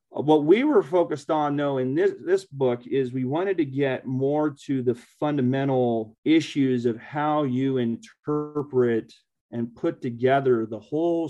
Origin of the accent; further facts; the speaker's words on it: California, United States; I grew up in California